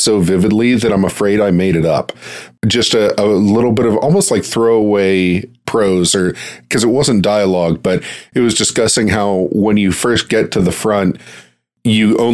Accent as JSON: {"language": "English", "town": "Pittsburgh", "region": "Pennsylvania", "country": "United States", "said": "I'm from Pittsburgh"}